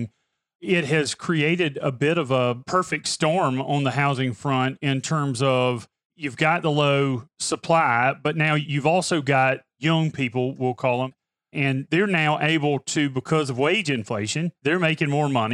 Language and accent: English; Pamplico, South Carolina, United States; my hometown of Pamplico